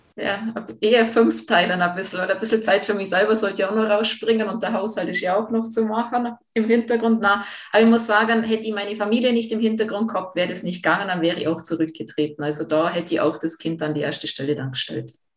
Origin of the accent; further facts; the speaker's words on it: Jungholz, Tyrol, Austria; ich bin ja im Dorf aufgewachsen, ich bin ja Jungholzerin